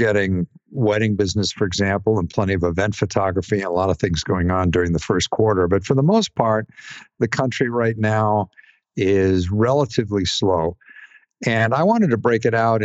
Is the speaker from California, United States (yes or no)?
no; Ohio, United States; now in Florida, United States; I grew up in Ohio